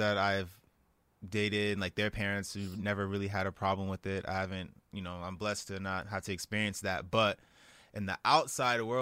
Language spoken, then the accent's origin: English; Calabasas, California, United States; also born or lived in Inglewood, California; I moved to the Valley when I was like 8, and I moved to Calabasas